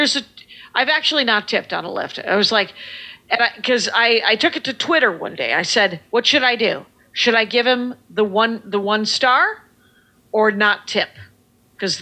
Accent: Milwaukee, Wisconsin, United States; now in Minneapolis, United States; we're from Milwaukee

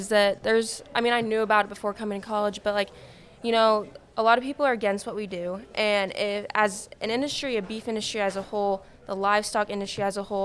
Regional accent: Midwest, United States; I'm from the Midwest

